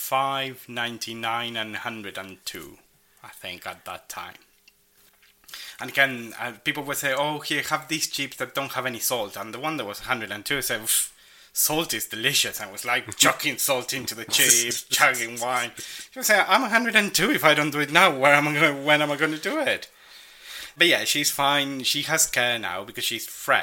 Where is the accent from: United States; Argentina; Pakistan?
Argentina; now in United Kingdom; in my hometown, public services would open in the morning and commerce would open in the afternoon